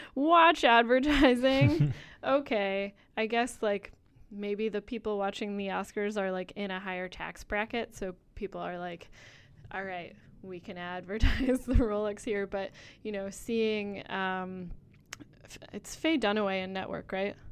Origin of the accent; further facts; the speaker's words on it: Rhode Island, United States; I'm from Rhode Island